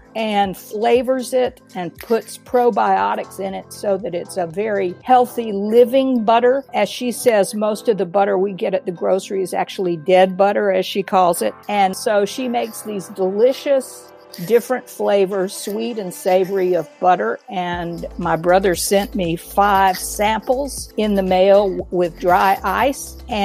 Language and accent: English; Atlanta, Georgia, United States; now in North Carolina, United States; growing up in Atlanta